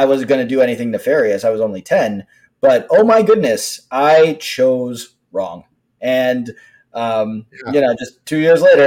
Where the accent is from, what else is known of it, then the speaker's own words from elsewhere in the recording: Los Angeles, California, United States; now in Washington, D.C., United States; I am from Los Angeles. I live in the Washington, D.C. area.